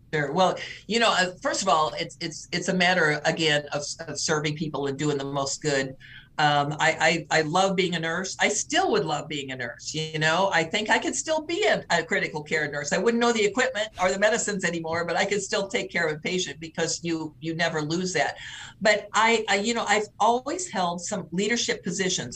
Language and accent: English; St. Louis, Missouri, United States; now in Nebraska, United States; I was born and raised in the St. Louis area